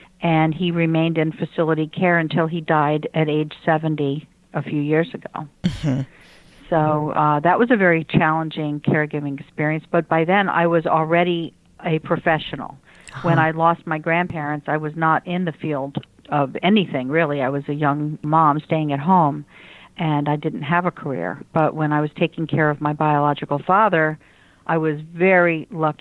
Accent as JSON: {"language": "English", "town": "Washington", "region": "District of Columbia", "country": "United States", "tie": "born or raised there", "moved": "yes", "lives_now": "Lake Worth, United States", "said": "I grew up in the Washington, D.C. area"}